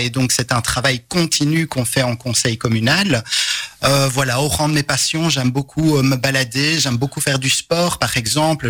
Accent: Charleroi, Wallonia, Belgium; je suis un carolo positif

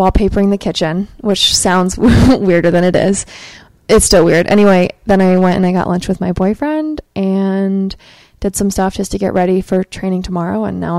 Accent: Maine, United States; moved away as an adult; also born or lived in Massachusetts; And so I grew up in Maine, and then I lived in Massachusetts for 6 years. So I really spent my whole life there.

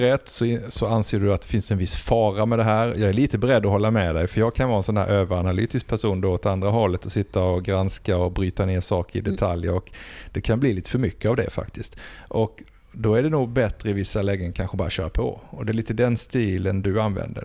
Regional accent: Blekinge, Sweden; moved away; hemma i Blekinge, i mina föräldrars förråd har jag ett antal flyttkartonger

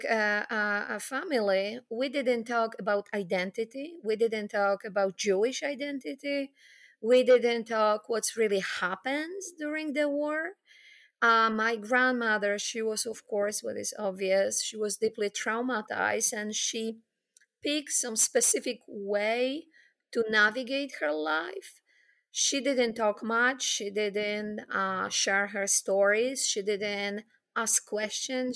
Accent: Poland; So I grew up in Poland, post-war Poland

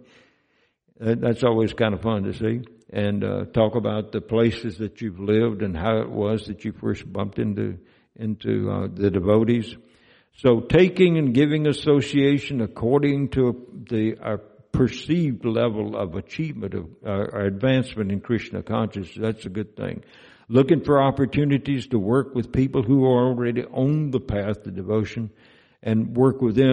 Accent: Mississippi, United States; moved away; Mississippi is my home state where I grew up

